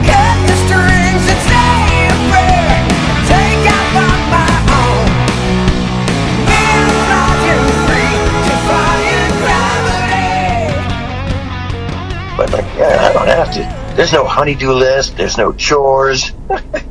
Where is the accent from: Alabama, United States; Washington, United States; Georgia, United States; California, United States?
California, United States; San Francisco; So play in my hometown.